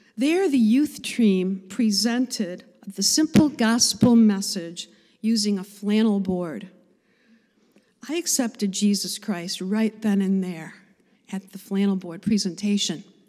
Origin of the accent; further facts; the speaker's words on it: Cheektowaga, New York, United States; I was born in Buffalo, New York, in a suburb called Cheektowaga